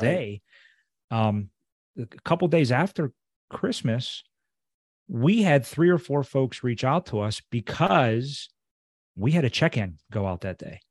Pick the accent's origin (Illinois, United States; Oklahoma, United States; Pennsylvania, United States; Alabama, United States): Pennsylvania, United States; Pittsburgh; he's from my hometown